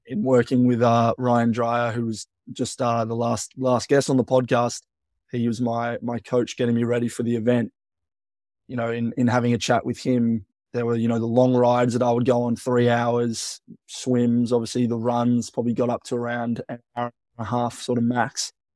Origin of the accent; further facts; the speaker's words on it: Melbourne, Victoria, Australia; I would say I'm from Melbourne, but where I went to school was, yeah, about that twenty-five miles away from Melbourne